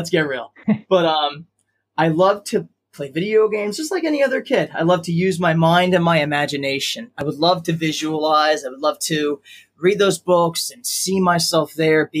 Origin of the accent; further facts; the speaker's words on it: Long Island, New York, United States; I was born and raised in Long Island, New York